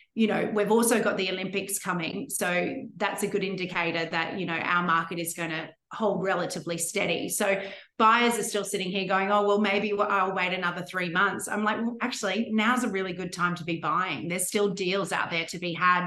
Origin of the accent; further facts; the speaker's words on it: Brisbane, Queensland, Australia; moved away as an adult; also born or lived in Sydney; my hometown in Brisbane